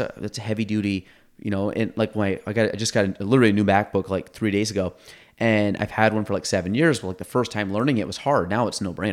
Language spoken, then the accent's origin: English; Chazy, New York, United States; we grew up in Chazy